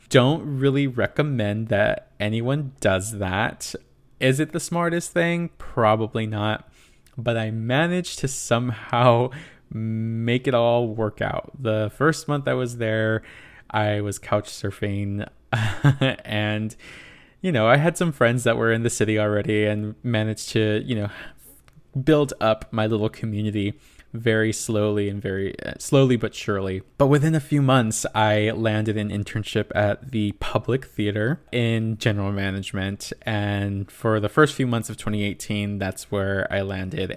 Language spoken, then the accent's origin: English; Inland Empire, Southern California, United States; moved away as an adult; also born or lived in East Coast; I grew up, born and raised in the Inland Empire of Southern California